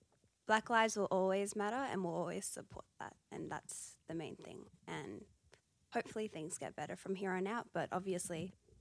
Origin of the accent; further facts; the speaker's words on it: Canberra, Australian Capital Territory, Australia; I'm from Canberra.